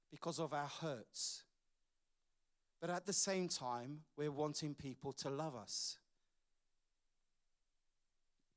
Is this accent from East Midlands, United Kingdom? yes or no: no; London, United Kingdom; As I was growing up in London, my father died when I was 15 years old